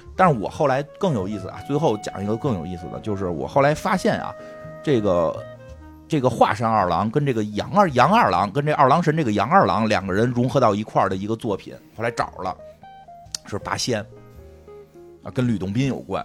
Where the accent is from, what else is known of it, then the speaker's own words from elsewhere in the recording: China; 我们中国人